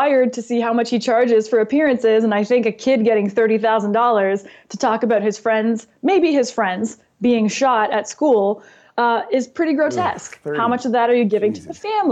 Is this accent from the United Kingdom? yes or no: no; Canada; now in United States; I'm from Canada, but then legal immigrant to America